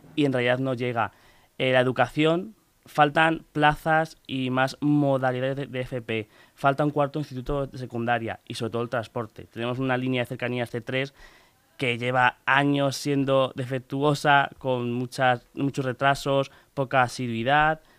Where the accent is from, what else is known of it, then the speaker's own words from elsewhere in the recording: Pinto, Community of Madrid, Spain; vivo allí desde que nací, nací en Pinto y sigo allí